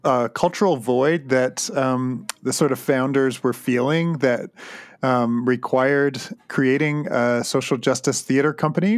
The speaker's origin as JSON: {"language": "English", "region": "Southern Ontario", "country": "Canada", "said": "I hail from Southern Ontario"}